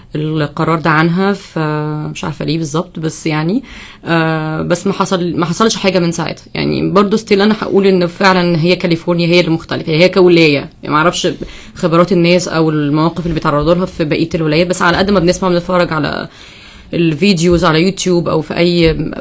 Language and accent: Arabic; Egypt; moved away as an adult; now in United States; أول سنة ليا أعيش بره مصر